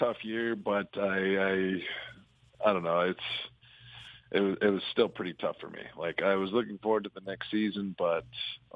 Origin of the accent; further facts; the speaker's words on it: Fonthill, Ontario, Canada; I'm from Font Hill, Ontario.